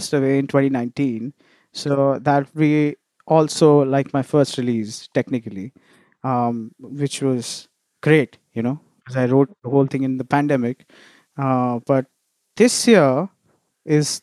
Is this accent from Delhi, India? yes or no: yes; Delhi, India; also born or lived in Chennai / Los Angeles, United States; now in Mumbai, India; I was born and raised in Delhi